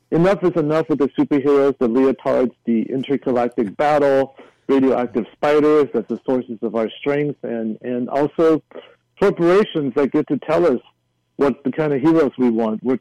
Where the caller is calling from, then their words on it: Hacienda Heights, California, United States; It's funny he should say because I am calling in from Hacienda Heights. I'm I'm less than a mile from Hsi Lai Temple.